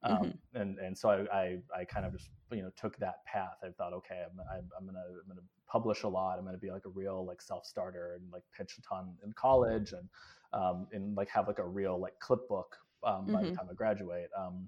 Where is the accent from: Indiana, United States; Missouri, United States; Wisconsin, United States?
Wisconsin, United States; Appleton; also born or lived in Southern California / Kenya; I was born in Southern California and then moved to Kenya when I was very young and lived there for several years. And then we moved to Appleton, Wisconsin, which is a paper mill town in northern Wisconsin in the early 90s.